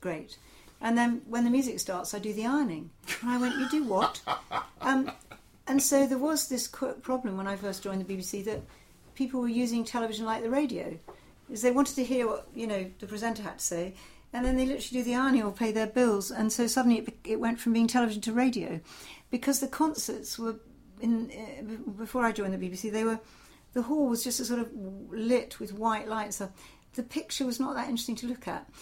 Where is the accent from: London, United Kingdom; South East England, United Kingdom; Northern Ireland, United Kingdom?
South East England, United Kingdom; Portsmouth; I grew up in Portsmouth